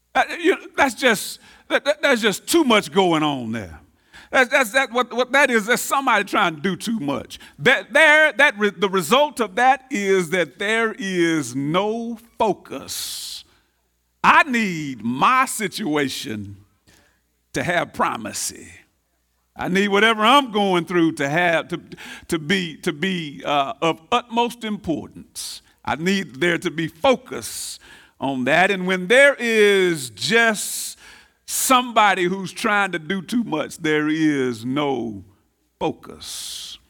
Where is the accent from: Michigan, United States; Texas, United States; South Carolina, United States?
Texas, United States; Tyler; I'm from North Tyler